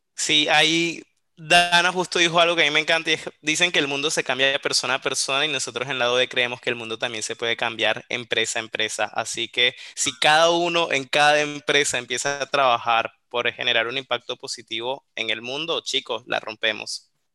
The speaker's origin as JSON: {"language": "Spanish", "country": "Colombia", "accent": "Colombian", "moved": "yes", "lives_now": "Córdoba, Argentina", "said": "Yo estoy desde Córdoba, en la provincia de Córdoba, en Argentina, aunque por la tonada se percatarán que soy colombiano."}